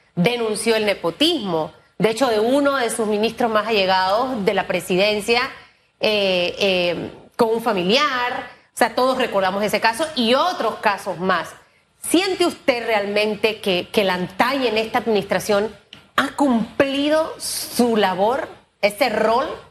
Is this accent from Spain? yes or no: no; Panama; como panameños